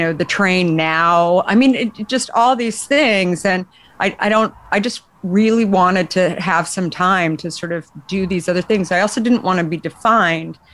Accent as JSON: {"language": "English", "region": "Arizona", "country": "United States", "tie": "born or raised there", "also_born_or_lived": "New York / Bay Area", "moved": "as an adult", "said": "growing up in Arizona"}